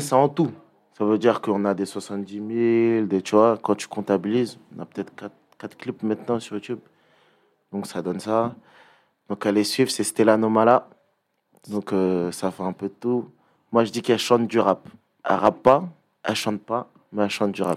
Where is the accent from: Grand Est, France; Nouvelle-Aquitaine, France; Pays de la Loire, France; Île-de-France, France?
Île-de-France, France; Pierrefitte-sur-Seine; je viens de Perth. 93 380